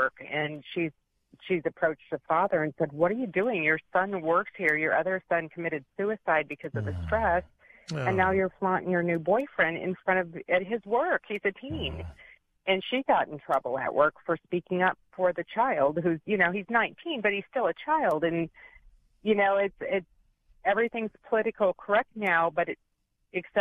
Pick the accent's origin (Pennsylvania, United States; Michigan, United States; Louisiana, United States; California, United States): Michigan, United States; now in Clearwater, United States; I'm from Michigan